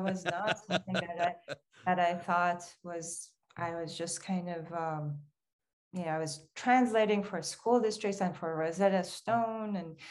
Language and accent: English; Iran; English is a second language; In Iran, we use poems in conversations, in resolving conflicts, in every day.